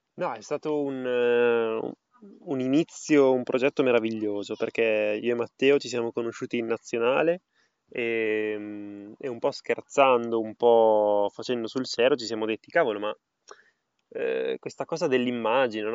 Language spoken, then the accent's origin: Italian; Parma, Emilia-Romagna, Italy; In realtà sono a Parma, nella mia città natale